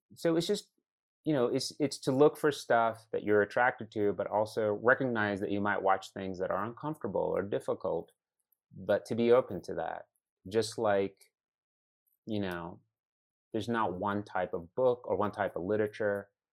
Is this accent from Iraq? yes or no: yes; Iraq; also born or lived in Chicago, United States; now in United States; I come from Iraq